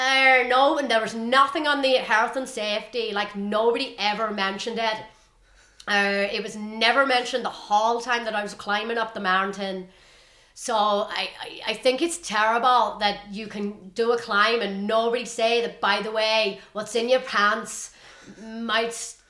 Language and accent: English; Northern Ireland, United Kingdom; look, I'm from Northern Ireland, you know, I'm used to, like, I've never, ever been in this situation.